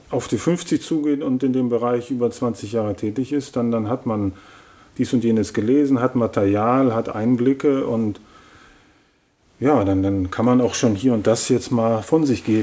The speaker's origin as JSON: {"language": "German", "country": "Germany", "moved": "yes", "lives_now": "Lithuania", "said": "Bin, ich bin seit ja, Jahrzehnten in Litauen, aber als Deutscher, man bleibt Teil der deutschen"}